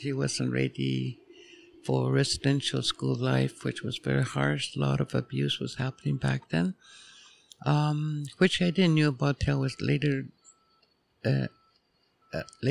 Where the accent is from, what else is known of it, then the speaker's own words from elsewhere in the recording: Behchokǫ̀, Northwest Territories, Canada; born and raised in Tlicho. Former community name used to be Fort Ray.